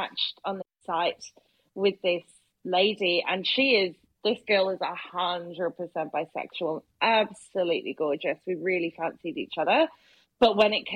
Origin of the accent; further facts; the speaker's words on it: United Kingdom; I'm so British.